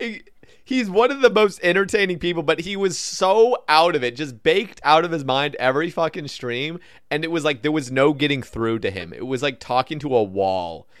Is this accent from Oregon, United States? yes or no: yes; Oregon, United States; I grew up in Oregon